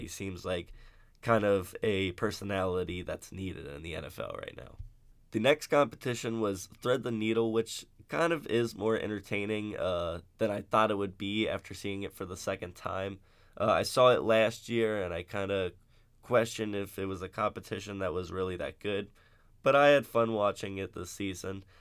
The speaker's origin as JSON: {"language": "English", "town": "Cincinnati", "region": "Ohio", "country": "United States", "said": "I'm from Cincinnati"}